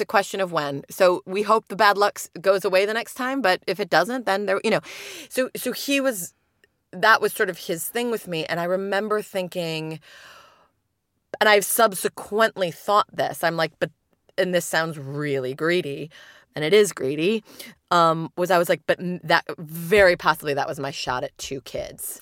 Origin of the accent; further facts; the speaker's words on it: United Kingdom; now in Chicago, United States; my hometown